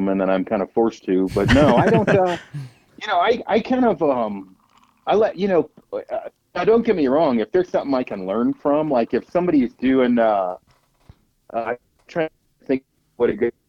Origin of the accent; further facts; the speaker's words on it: Oregon, United States; I came from Oregon and only hunted out west.